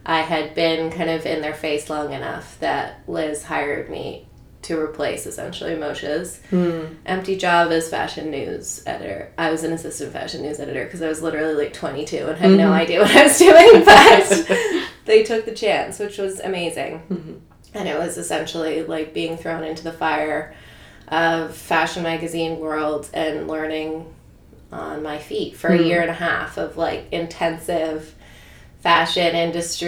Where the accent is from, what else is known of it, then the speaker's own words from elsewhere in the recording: Toronto, Ontario, Canada; also born or lived in New York; I grew up in Toronto.